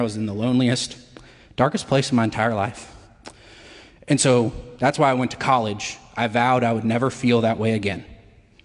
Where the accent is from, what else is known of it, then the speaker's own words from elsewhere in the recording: Matthews, North Carolina, United States; I'm from Matthews, North Carolina, also known as God's Country